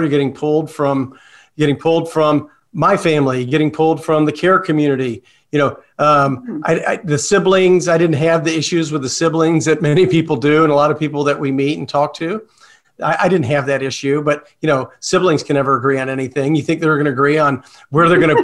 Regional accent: Louisville, Kentucky, United States; now in Lee's Summit, United States; I grew up in Louisville

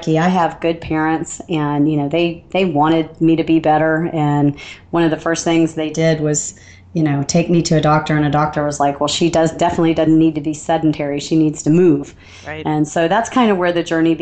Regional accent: Alabama, United States; I don't know if you can hear the little twinge in the back of my accent, but I'm from Alabama

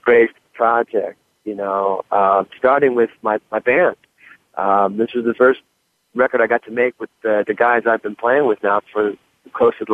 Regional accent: Detroit, Michigan, United States; I'm growing up in Detroit, you know, being a Lions fan

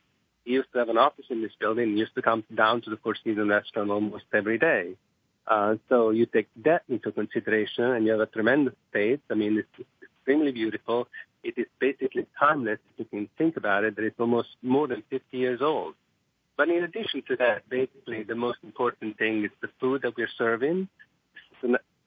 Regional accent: Italy; moved away as an adult; also born or lived in Rome / Monte Carlo / Brooklyn, New York; now in United States; I grew up in Italy, and basically our house was like a small restaurant because we basically cooked for everybody.

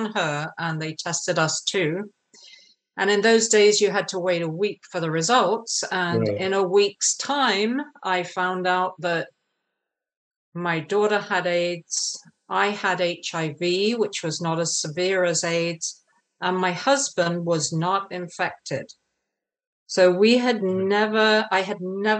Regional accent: England, United Kingdom; I grew up in England, as you can maybe tell from my accent.

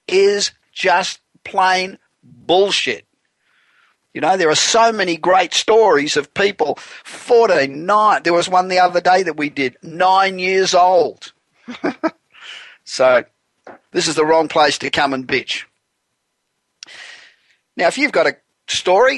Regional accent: Los Angeles, California, United States; We're broadcasting this week again from my hometown of Los Angeles

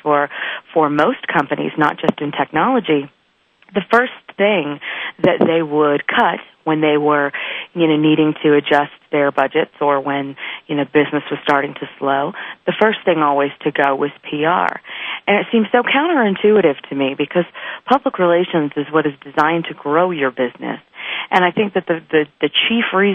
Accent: Northern California, United States; moved away as an adult; also born or lived in Malibu, California; now in Denver, United States; I grew up in Northern California, out in farming country, way north of Sacramento, where most people think Oregon is

